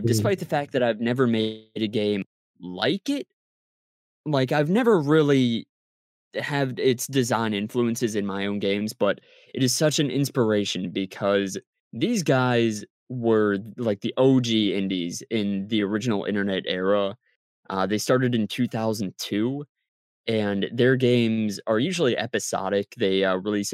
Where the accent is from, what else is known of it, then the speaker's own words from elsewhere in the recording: Maryland, United States; I grew up on the East Coast of the United States. I grew up in Maryland